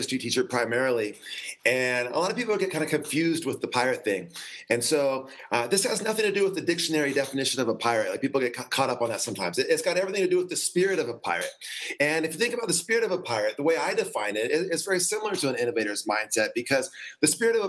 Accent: San Diego, California, United States; from San Diego, and I was a teacher for 17 years

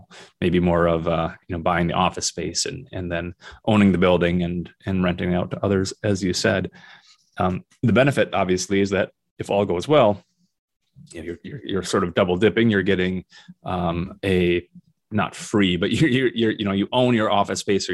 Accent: Minnesota, United States; also born or lived in South Dakota; now in Northern Michigan, United States; Minnesota, which is my home state

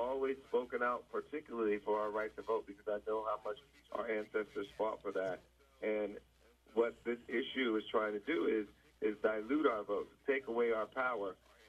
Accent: Springfield, Ohio, United States; I grew up in Springfield, Ohio

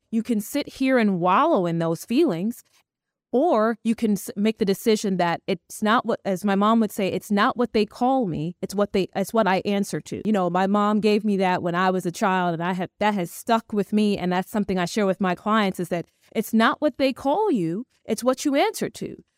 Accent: New York City, New York, United States; also born or lived in Buenos Aires; I'm originally from Brooklyn, New York.

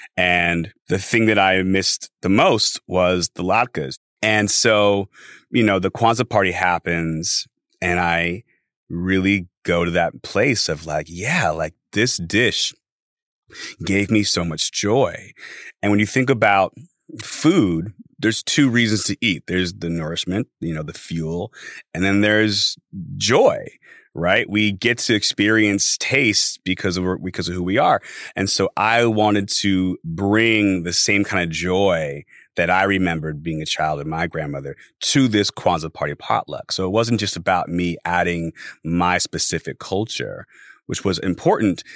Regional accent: Los Angeles, California, United States; I am from Los Angeles, born and raised

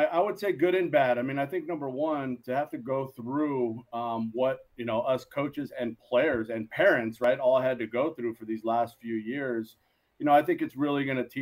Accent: Los Angeles, California, United States; also born or lived in Moraga, California; This is back home for us. We're from the San Gabriel Valley here in L.A.

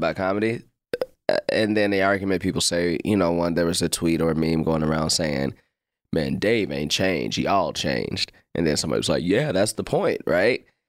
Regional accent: Chicago, Illinois, United States; also born or lived in Hyde Park, Chicago / North Side, Chicago; I grew up in the West Pullman area

